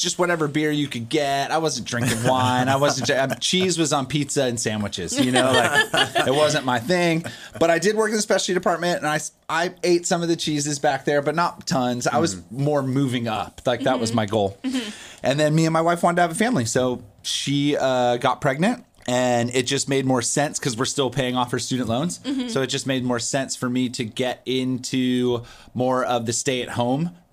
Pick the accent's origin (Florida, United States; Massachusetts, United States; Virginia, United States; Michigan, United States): Virginia, United States; moved away; also born or lived in San Luis Obispo, California; I'm from Virginia, so it felt very like farm focused